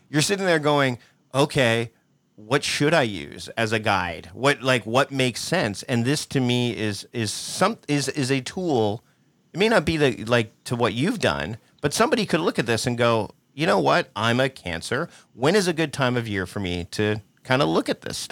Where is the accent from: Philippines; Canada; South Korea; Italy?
Canada; Hamilton, Ontario; I was born in Hamilton, Ontario, Canada